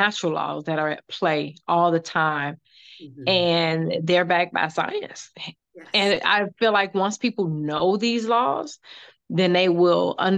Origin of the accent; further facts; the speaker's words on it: Chicago, Illinois, United States; I am from the South Side of Chicago